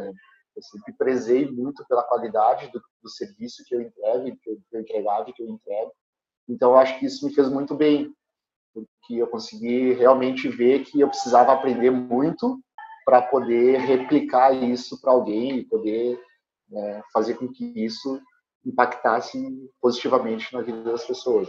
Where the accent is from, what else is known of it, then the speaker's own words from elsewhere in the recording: Alegrete, Rio Grande do Sul, Brazil; Eu estudei sempre em escola pública, eu sou do interior do Rio Grande do Sul, né? eu sou de Alegrete